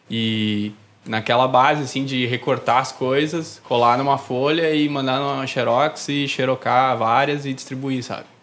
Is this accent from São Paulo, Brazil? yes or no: no; Novo Hamburgo, Rio Grande do Sul, Brazil; Sim, sou de Novo